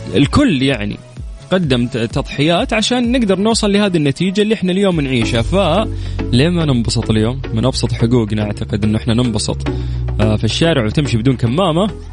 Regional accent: Saudi Arabia; عندنا في المملكه العربيه السعوديه

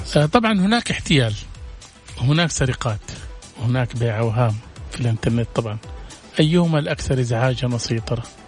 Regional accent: Saudi Arabia; عندنا في السعوديه

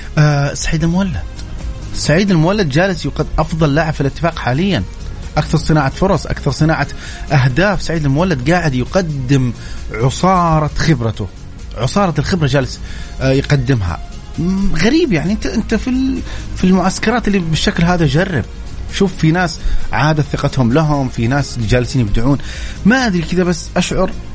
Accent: Mecca, Makkah Province, Saudi Arabia; انا من اهل مكه يعني عشت في مكه ودرست في مكه

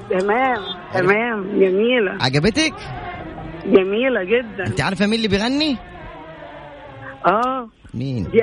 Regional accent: Aleppo, Aleppo Governorate, Syria; now in Tabuk, Saudi Arabia; من حلب من حلب

